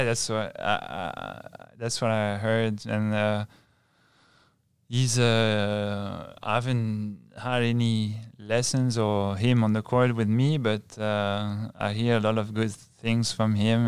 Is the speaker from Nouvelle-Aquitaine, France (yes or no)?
yes; Bayonne, Nouvelle-Aquitaine, France; I'm from Bayonne, and it's, it's, uh, Biarritz is, is right next to Bayonne